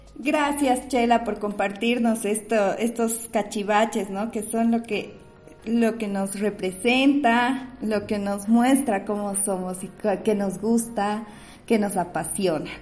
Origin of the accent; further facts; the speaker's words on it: Bolivia; a los bolivianos y las bolivianas nos cuesta tanto aceptarlo